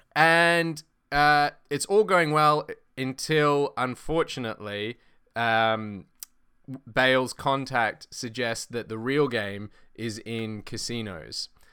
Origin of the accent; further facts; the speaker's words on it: Australia; I'm Australian